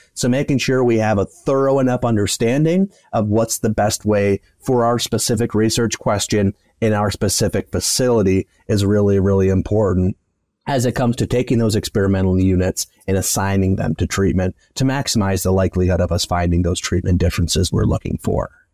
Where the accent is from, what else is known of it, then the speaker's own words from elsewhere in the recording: West Michigan, United States; moved away as an adult; now in Kansas, United States; I grew up in West Michigan on a small family farm and then came out to Kansas State